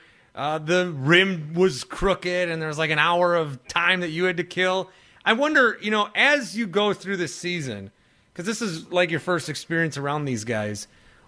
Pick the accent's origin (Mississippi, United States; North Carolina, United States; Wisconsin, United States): Wisconsin, United States; now in Milwaukee, United States; I grew up in Wisconsin. I've lived now in Milwaukee for 7 years